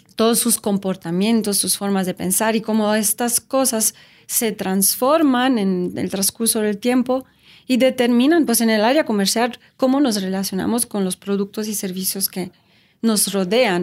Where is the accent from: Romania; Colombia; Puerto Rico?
Romania; Spanish is a second language; moved away as an adult; also born or lived in Switzerland; now in Mexico; Nací en Rumania y viví en Rumania por 19 años. Y luego me fui a estudiar a Suiza